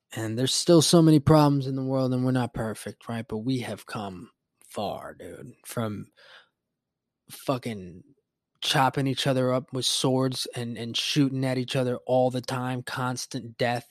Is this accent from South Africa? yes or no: no; Puerto Rico; growing up in Puerto Rico and the Caribbean